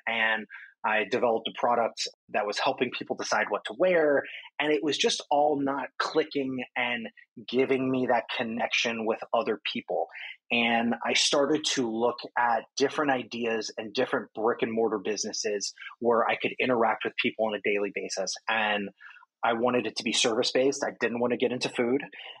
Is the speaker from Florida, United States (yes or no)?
yes; Miami, Florida, United States; also born or lived in New York, United States; now in Brooklyn, United States; obviously, I live in Brooklyn. I lived in New York for 16 years now. I'm from South Florida